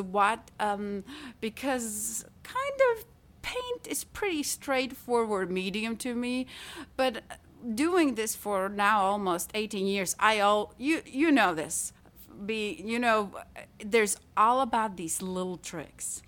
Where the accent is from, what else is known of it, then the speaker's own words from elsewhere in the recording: Latvia; English is a second language; moved away as an adult; also born or lived in Italy; now in Tyler, Texas, United States; I studied art in my home country, in Latvia, I went to art academy there